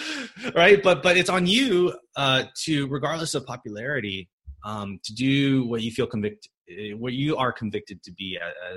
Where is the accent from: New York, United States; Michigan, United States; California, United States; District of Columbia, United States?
Michigan, United States; born there; I was born in Michigan. Okay. Born in Midwest. Yeah. I'm a Gen 1, I think they call it, American.